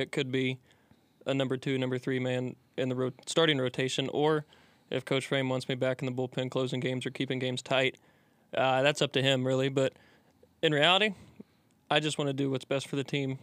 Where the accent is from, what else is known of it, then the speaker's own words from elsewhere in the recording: Rising Sun, Indiana, United States; moved away; i'm from a small town called rising sun indiana